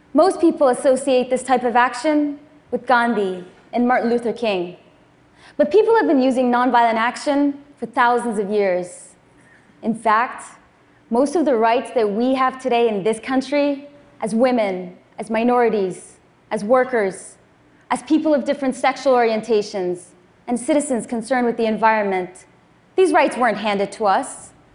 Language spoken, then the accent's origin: English; Afghanistan; I was born in Afghanistan, just six months after the Soviets invaded